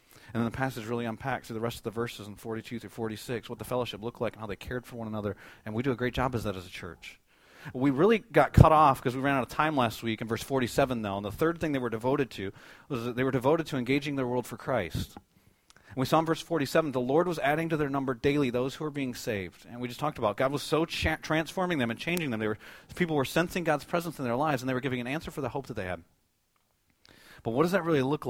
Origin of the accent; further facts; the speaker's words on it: United States; as American believers